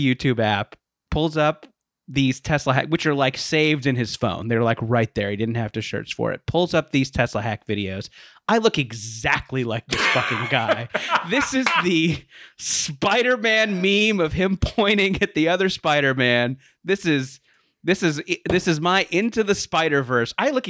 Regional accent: Philadelphia, Pennsylvania, United States; accent: Philly; And I think we all loved my Philly accent.

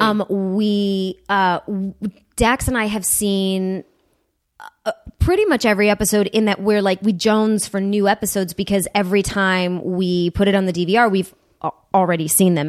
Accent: Huntington Woods, Michigan, United States; I grew up about two miles outside of the city. Um, in a, it's a, a, a city called Huntington Woods

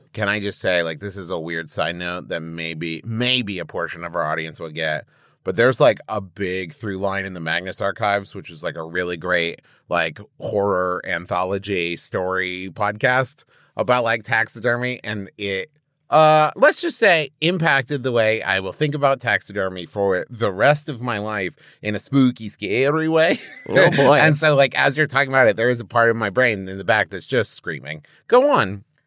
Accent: West Virginia, United States; growing up in West Virginia

